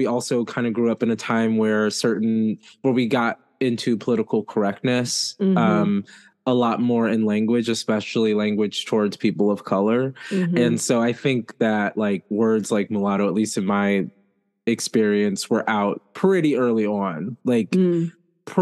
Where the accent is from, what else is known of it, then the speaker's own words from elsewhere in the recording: United States; as an American